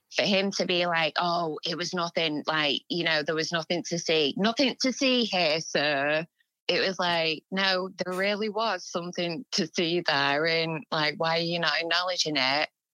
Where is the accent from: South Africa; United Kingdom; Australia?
United Kingdom; England; we're English